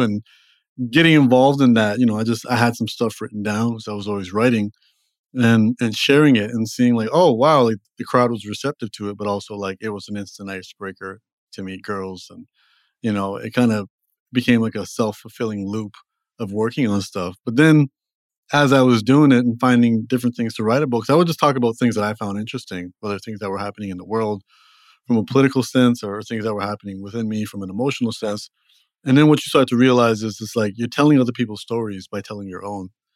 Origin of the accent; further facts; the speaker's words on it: Toronto, Ontario, Canada; also born or lived in Los Angeles; now in New York City, United States; I'm from Toronto originally